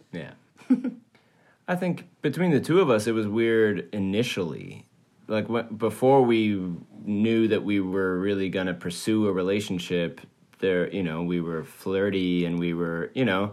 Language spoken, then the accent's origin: English; Switzerland; moved away; also born or lived in Maine; I grew up in Europe, in Switzerland, and then moved to Maine with my family